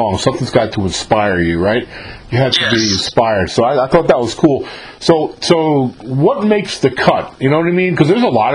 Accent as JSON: {"language": "English", "region": "New York", "country": "United States", "moved": "yes", "said": "I'm from New York originally. I was up there when Run DMC hit the scene"}